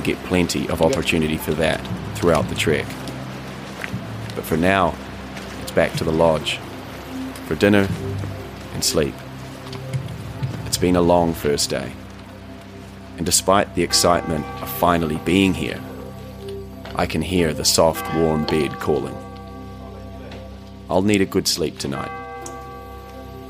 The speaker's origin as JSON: {"language": "English", "country": "New Zealand", "also_born_or_lived": "Canada", "said": "my home country, New Zealand."}